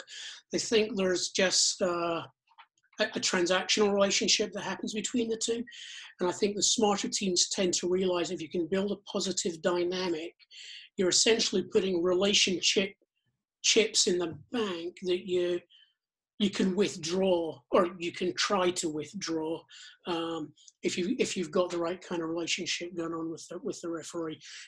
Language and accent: English; United Kingdom; moved away as an adult; now in Virginia, United States; I'm not from around here. I grew up in Britain